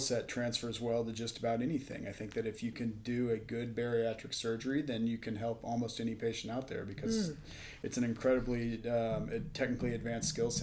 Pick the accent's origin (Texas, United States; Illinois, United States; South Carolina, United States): Texas, United States; Dallas; moved away as an adult; also born or lived in Stanford, California / Colorado / Madison, Wisconsin / Knoxville, Tennessee; now in Las Vegas, United States; I grew up in Dallas, Texas